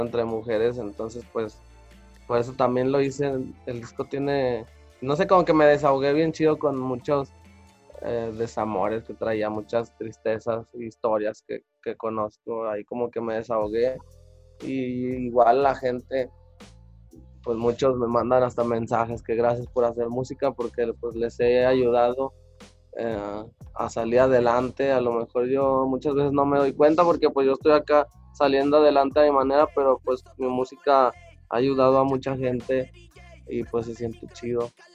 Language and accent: Spanish; Mexico City, Mexico; vuelvo allá a mi lugar de donde soy